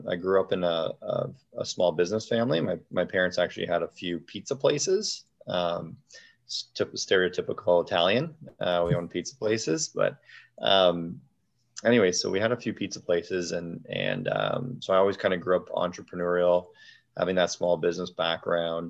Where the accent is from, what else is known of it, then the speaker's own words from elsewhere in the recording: Sarnia, Ontario, Canada; also born or lived in Detroit, Michigan; I'm originally from Sarnia, Ontario